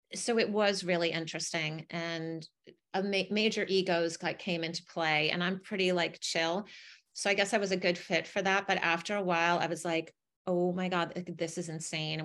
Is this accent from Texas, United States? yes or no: no; Connecticut, United States; I grew up in Connecticut